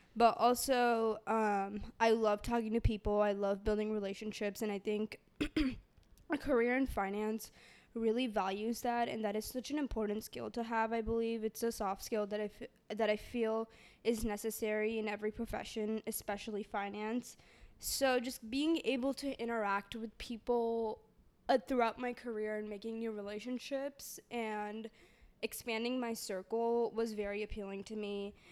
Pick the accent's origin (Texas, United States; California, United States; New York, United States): Texas, United States; Dallas; I'm from Dallas, Texas